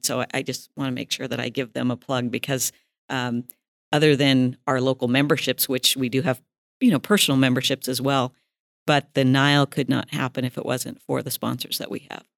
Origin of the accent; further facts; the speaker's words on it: Chinook, Montana, United States; now in Billings, United States; I am a native of Montana. I was born and raised in Chinook